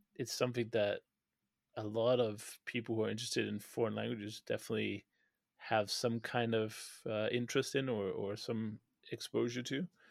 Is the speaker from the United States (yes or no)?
no; Denmark; first language Danish; English is a second language; moved away; my native language of Danish